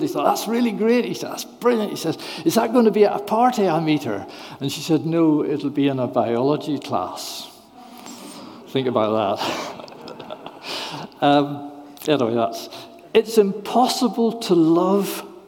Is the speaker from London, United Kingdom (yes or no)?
no; Northern Ireland, United Kingdom; moved away; I'm from Northern Ireland originally